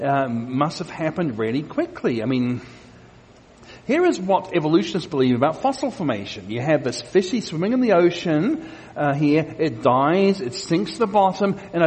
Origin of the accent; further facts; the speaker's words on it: Australia; my home country of Australia